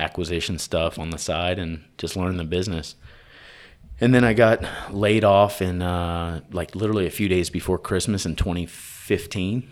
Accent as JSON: {"language": "English", "town": "Tyler", "region": "Texas", "country": "United States", "tie": "born or raised there", "said": "I'm from Texas. I grew up in Tyler, Texas"}